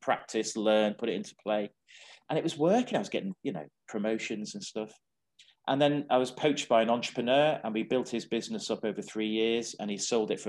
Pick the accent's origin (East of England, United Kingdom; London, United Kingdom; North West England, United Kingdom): North West England, United Kingdom; the Wirral; I was born on the Wirral